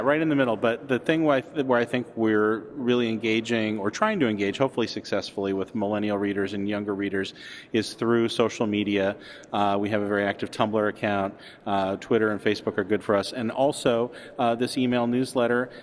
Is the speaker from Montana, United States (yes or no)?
yes; Montana, United States; moved away as an adult; now in Chicago, United States; I'm from Montana, and I came out here in part because of Second City uh, in the '80s, and came out, went to school at Northwestern